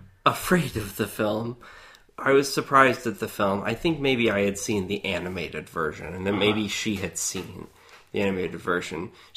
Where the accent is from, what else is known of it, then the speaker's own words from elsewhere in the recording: Columbus, Ohio, United States; also born or lived in Hilliard, Ohio; I grew up in Columbus, Ohio, lived in Hilliard, Ohio, and grew up in the Church of Christ, a right-wing fundamentalist church.